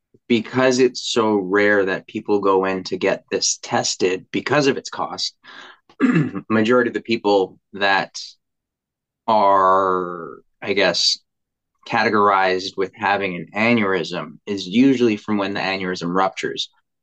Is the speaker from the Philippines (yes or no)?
yes; Philippines; And to even reflect it back to, being Filipino, you don't go to the doctors unless you're sick, right?